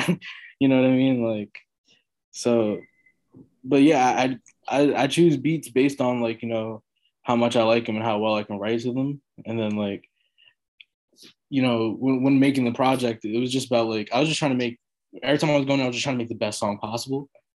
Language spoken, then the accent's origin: English; New York, United States; I've never, like, considered how that might be because I'm from New York, you know?